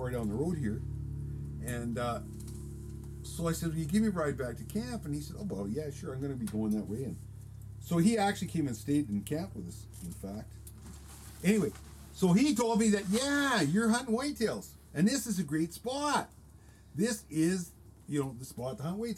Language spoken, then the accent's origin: English; Vancouver Island, British Columbia, Canada; I grew up on Vancouver Island hunting blacktails and hunting in the timber